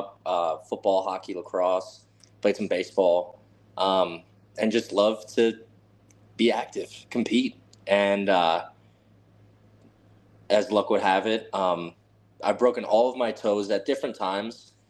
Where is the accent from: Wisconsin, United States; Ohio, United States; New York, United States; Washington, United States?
Wisconsin, United States; Waunakee; also born or lived in Atlanta, Georgia; I was born in 1999. That's where my parents met. And I moved when I was about a year and a half up to Wanakee, Wisconsin